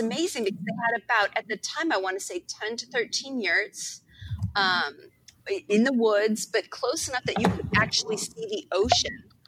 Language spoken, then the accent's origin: English; East Coast, United States; I'm from the East Coast